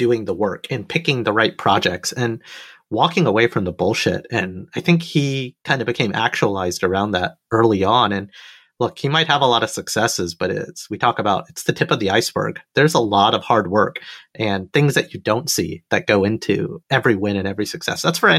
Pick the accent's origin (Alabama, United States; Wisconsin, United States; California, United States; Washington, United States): Alabama, United States; moved away